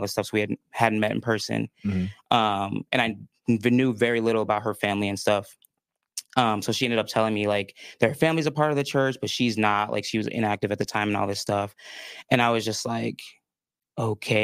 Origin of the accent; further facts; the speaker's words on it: northwest suburbs of Chicago, Illinois, United States; moved away as an adult; also born or lived in Minnesota; now in Utah, United States; I was raised in the northwest suburbs of Chicago, so about an hour out.